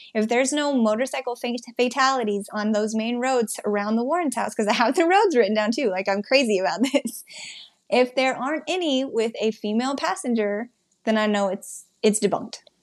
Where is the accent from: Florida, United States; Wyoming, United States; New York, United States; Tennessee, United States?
Wyoming, United States; I'm from Wyoming